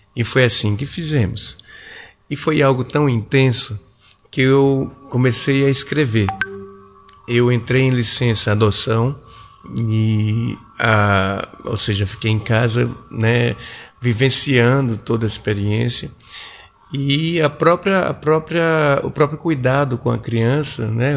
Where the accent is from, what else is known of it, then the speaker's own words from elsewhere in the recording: João Pessoa, Paraíba, Brazil; moved away as an adult; now in Brasília, Brazil; Eu sou paraibano, sou um paraibano de 46 anos, moro em Brasília já há mais de 20 anos